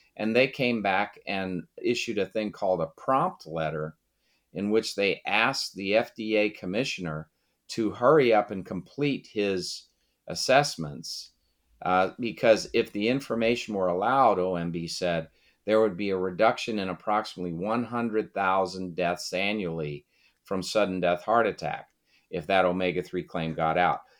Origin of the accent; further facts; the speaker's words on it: Brockton, Massachusetts, United States; moved away; also born or lived in Washington; I was born in Brockton, Massachusetts